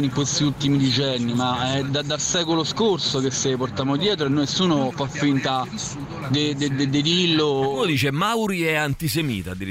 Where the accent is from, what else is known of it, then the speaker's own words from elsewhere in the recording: Matera, Basilicata, Italy; Io sono nato a Matera. Eh, mi sono di Matera.